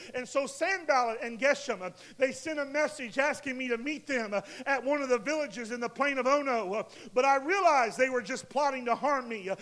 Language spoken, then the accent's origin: English; United States; we as a nation, as American nation